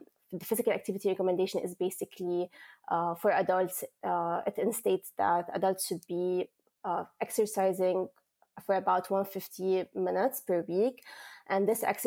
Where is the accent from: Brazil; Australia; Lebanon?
Lebanon; moved away as an adult; also born or lived in United States; now in Kingston, Canada; I'm from Lebanon. It is a small country in the Middle East